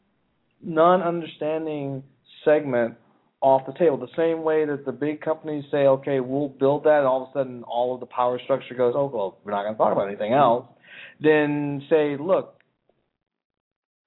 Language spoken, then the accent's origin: English; Philadelphia, Pennsylvania, United States; moved away; also born or lived in California; I'm actually from Philadelphia.